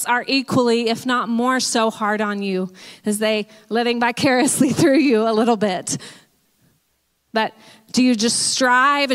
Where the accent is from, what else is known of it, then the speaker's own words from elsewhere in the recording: Texas, United States; moved away as an adult; One thing that I identified with growing up was being a Texan